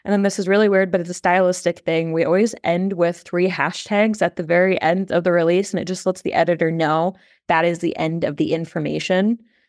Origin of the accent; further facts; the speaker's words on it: Des Moines, Iowa, United States; like she said, I'm from Des Moines, Iowa, and work on a PR and content strategy team.